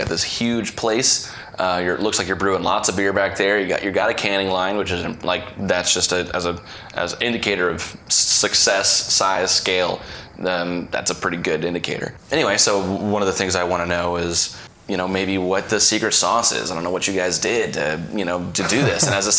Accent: Katy, Texas, United States; moved away as an adult; now in Seattle, United States; so I grew up here. I grew up in Houston.

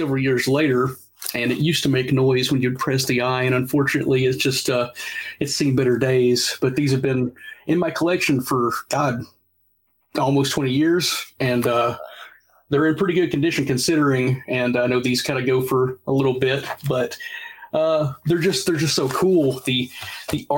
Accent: the South, United States; growing up in the South, I was always a JCP, NWA, WCW guy

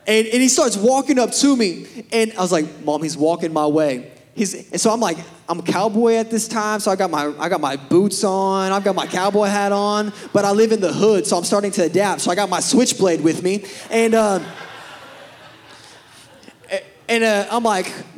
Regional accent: Pryor, Oklahoma, United States; moved away as an adult; also born or lived in Birmingham, Alabama; I grew up in Pryor.

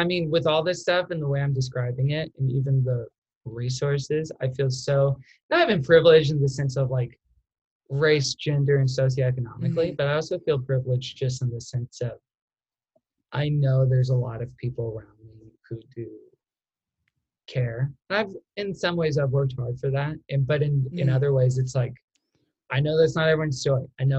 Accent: Texas, United States; accent: Texan; from Texas can tell that I have a slight accent. People not from Texas cannot tell that.

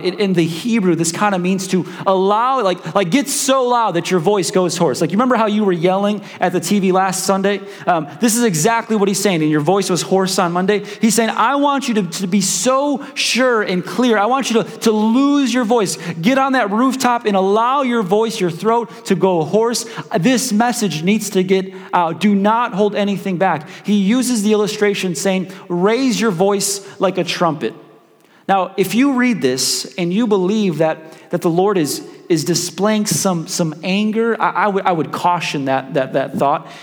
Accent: Chicago, Illinois, United States; moved away; I'm from Chicago

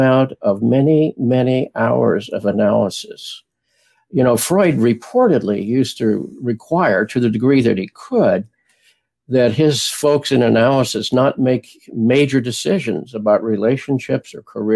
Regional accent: Springfield, Illinois, United States; also born or lived in Houston; now in Washington, United States; as a child, I grew up in Springfield, Illinois

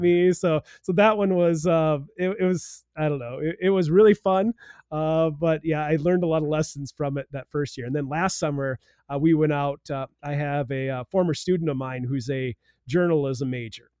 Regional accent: South Dakota, United States; now in Blue Earth County, Minnesota, United States; I grew up in South Dakota

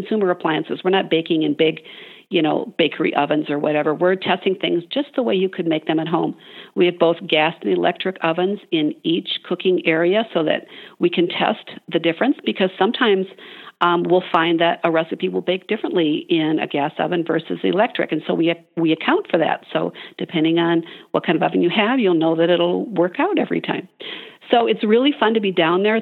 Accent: Midwest, United States; I'm from the Midwest

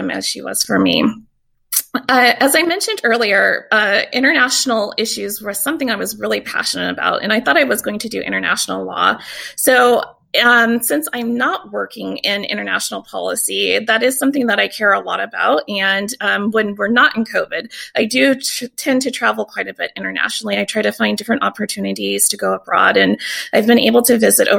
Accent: Tacoma, Washington, United States; also born or lived in Vicksburg, Mississippi; So I'm also from Tacoma. I wasn't born in Tacoma. I was actually born in Vicksburg, Mississippi

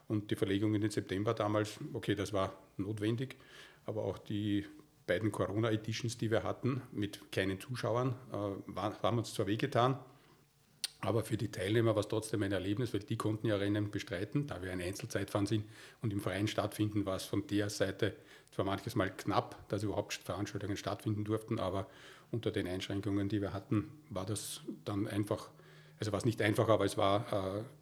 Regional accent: Waldviertel, Lower Austria, Austria; außerdem bin ich auch im Waldviertel aufgewachsen, ein paar Kilometer nördlich von Weitra.

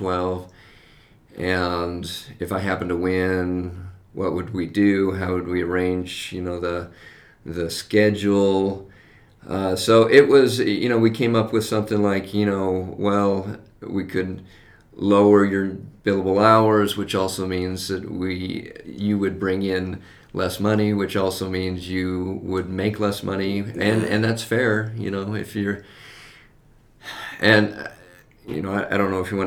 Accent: West Valley City, Utah, United States; moved away as an adult; also born or lived in Texas; I grew up in West Valley, and when we moved back to Utah, we moved back to West Valley.

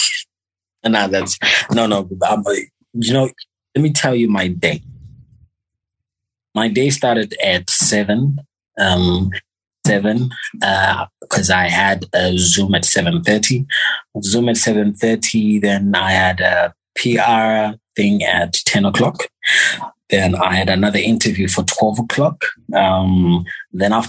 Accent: Zimbabwe; I'm from Zimbabwe

